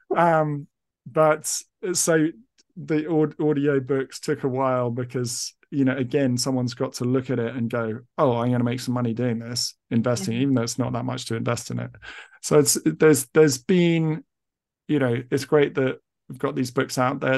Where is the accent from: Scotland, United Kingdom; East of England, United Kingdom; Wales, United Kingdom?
East of England, United Kingdom; I've been raised as an English person